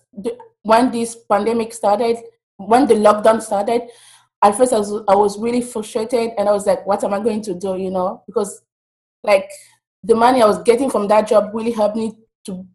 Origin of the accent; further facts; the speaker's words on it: DR Congo; moved away as an adult; now in United States; I'm from the Democratic Republic of Congo, and currently I'm an international student in the United States